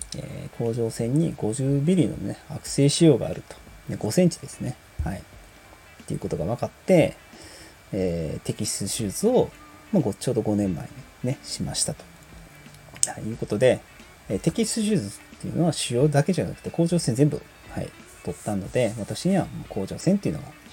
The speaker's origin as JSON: {"language": "Japanese", "region": "Osaka", "country": "Japan", "tie": "born or raised there", "also_born_or_lived": "Yokohama", "moved": "yes", "lives_now": "Hyogo, Japan", "said": "生まれは横浜でね、育ちは大阪なんですけどもね。あ、現在は、えー、兵庫県に、えー、住んでます"}